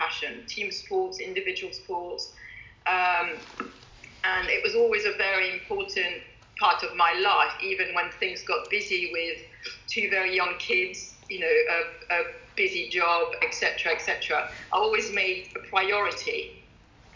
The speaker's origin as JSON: {"language": "English", "country": "France", "tie": "born or raised there", "also_born_or_lived": "London", "moved": "yes", "lives_now": "Kent, United Kingdom", "said": "Growing up in France"}